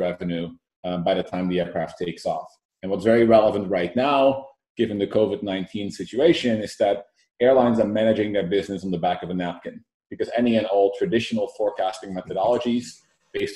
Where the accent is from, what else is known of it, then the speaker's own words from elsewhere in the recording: Netherlands; moved away as an adult; now in Silicon Valley, United States; I moved to Silicon Valley about 7 years ago, born and raised in the Netherlands